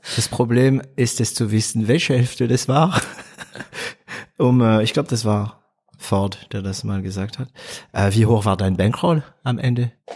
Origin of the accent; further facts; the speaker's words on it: Stuttgart / Heilbronn, Swabia, Baden-Württemberg, Germany; also born or lived in France; ich bin stolzer Schwabe, stolzer, ja, Stuttgarter, Heilbronner